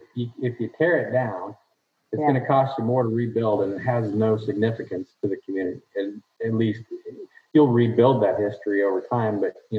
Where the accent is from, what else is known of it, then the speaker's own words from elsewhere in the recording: Woodbine, Iowa, United States; we're from Woodbine